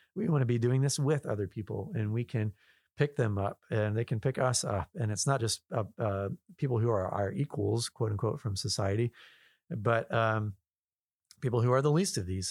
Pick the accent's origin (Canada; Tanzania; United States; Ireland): United States; Southwest Virginia; I'm living here and I'm born and raised in Southwest Virginia